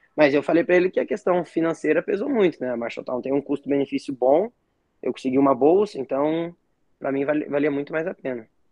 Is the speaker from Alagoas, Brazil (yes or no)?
no; Paraná, Brazil; Eu sou aqui do Paraná